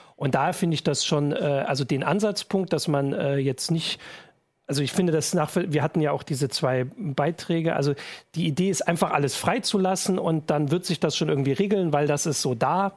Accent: East Germany, Germany; bei uns im Osten

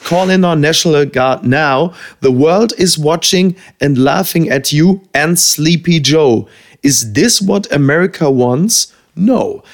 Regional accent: Germany; wir als Deutsche

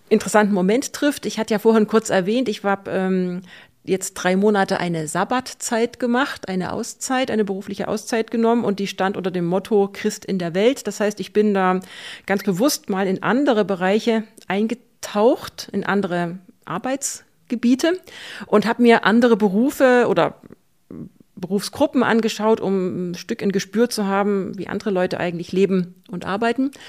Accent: Saxony, Germany; in der Gegend, wo ich herkomme, im Vogtland und im angrenzenden Erzgebirge, ist das ja auch ganz besonders typisch

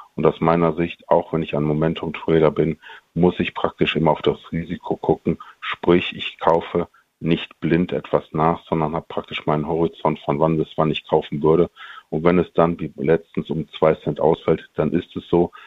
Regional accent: Monheim am Rhein, North Rhine-Westphalia, Germany; Meine Heimat sind, wie die Taz letztens sagte, die kämen vom Deutschland, also Monheim am Rhein. Und da wohne ich praktisch in dem kleinen Stadtteil Baumberg. Und da ich sehr verbunden bin hier mit meiner Heimat

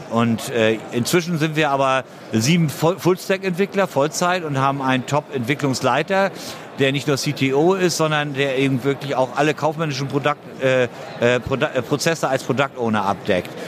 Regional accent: Hamburg, Germany; Ich komme aus Hamburg, aus der Logistikhauptstadt Deutschlands.

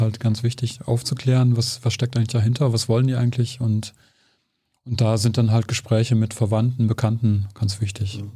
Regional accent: Germany; als Deutscher

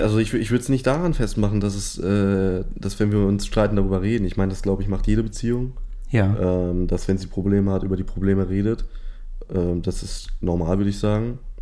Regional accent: Hanover, Lower Saxony, Germany; ich komme ursprünglich aus Hannover.

